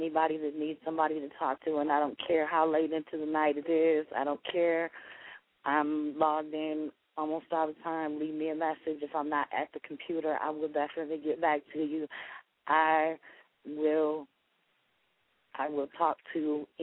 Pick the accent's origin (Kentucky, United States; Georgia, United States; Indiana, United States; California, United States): Indiana, United States; Indianapolis; I'm from Indianapolis